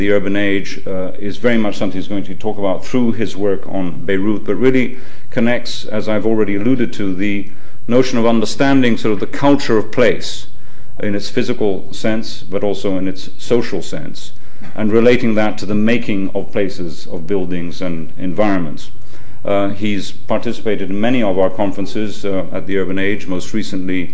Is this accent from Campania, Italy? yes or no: no; Rome, Lazio, Italy; moved away; I was brought up in Rome, I'm half Italian